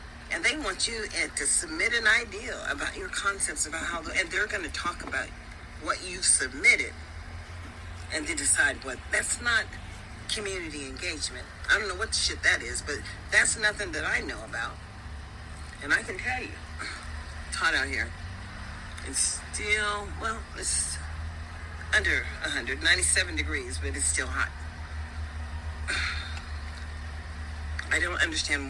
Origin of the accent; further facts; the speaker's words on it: United States; As an American citizen